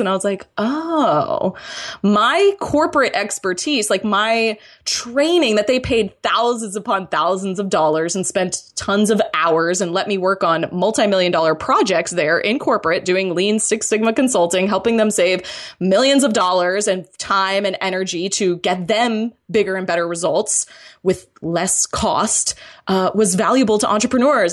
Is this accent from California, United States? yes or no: no; Florida, United States; I'm originally from Florida